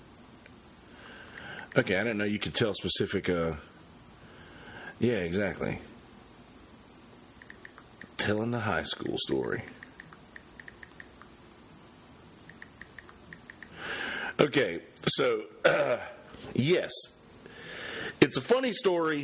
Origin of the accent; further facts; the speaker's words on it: Bennettsville, South Carolina, United States; there was this new Christian school that had opened up in Bennettsville, in my hometown.